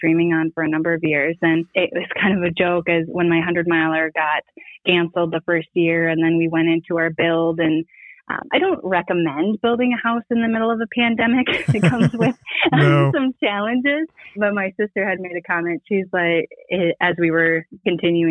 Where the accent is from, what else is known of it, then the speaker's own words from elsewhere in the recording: south of Duluth, northern Minnesota, United States; also born or lived in Twin Cities, Minnesota; I originally grew up in this area and moved back about 4 years ago.